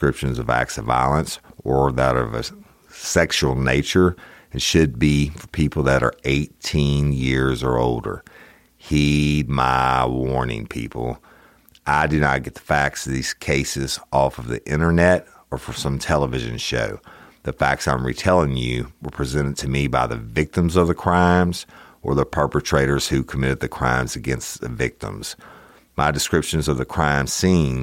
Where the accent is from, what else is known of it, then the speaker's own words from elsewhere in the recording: Clinton, Louisiana, United States; I'm originally from East Feliciana Parish, considered Clinton, Louisiana, is the main seat of it